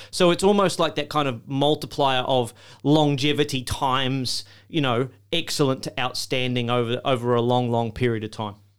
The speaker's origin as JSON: {"language": "English", "country": "Australia", "said": "as an Australian."}